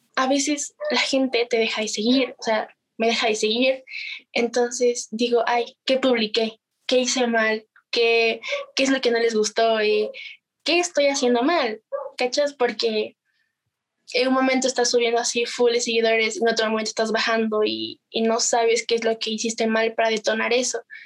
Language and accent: Spanish; Ibarra, Imbabura, Ecuador; soy de Ecuador, eh, de Ibarra especialmente. y ya, vivo en Ibarra.